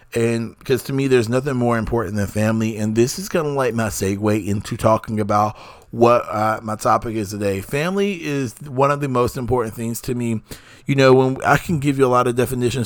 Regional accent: North Carolina, United States; being a North Carolinian and being an American

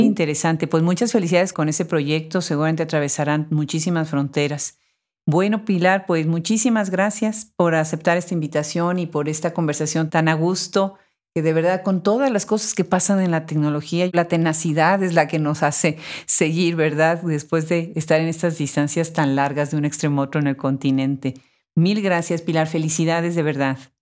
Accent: Puebla, Mexico; en Puebla, mi ciudad natal en México

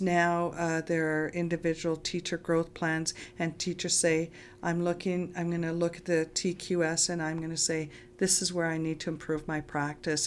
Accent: Lac La Biche, Alberta, Canada; I grew up in Lac-la-Biche

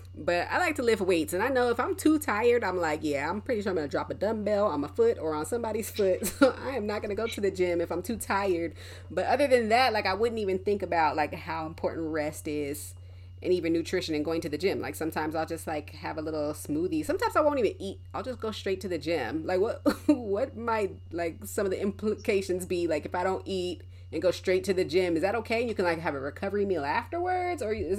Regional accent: Colorado, United States; because I grew up in Colorado for a little bit, and whenever it would snow, be a blizzard outside during track season

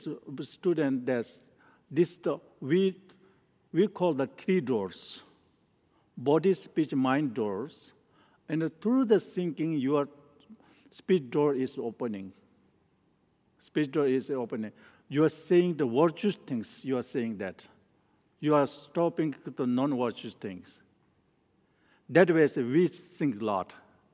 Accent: Nepal; English is a second language; moved away; also born or lived in northern India; I was born in Nepal and I grew up and I studied in a Menri monastery in northern in India. Then I studied there for 15 years

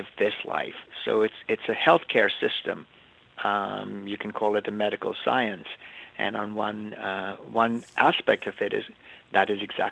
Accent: India; moved away as an adult; now in United States; I was born in India, and I grew up there, went to school there, actually went to an English boarding school. I moved here to go to college

